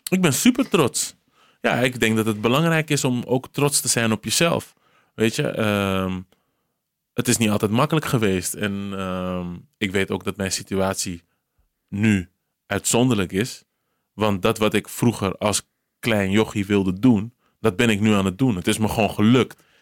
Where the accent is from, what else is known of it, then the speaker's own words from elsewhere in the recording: Cape Verde; Gewoon echt zo'n Surinaams accent. Terwijl ik ben Kaapverdiaans, maar goed.